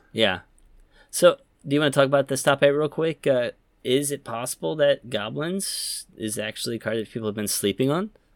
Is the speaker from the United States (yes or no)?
no; Yokohama, Kanagawa, Japan; Yokohama, my hometown